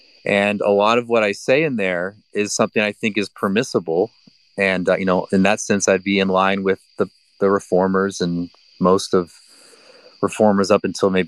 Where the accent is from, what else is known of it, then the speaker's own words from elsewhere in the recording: United States; I mean, I'm very American.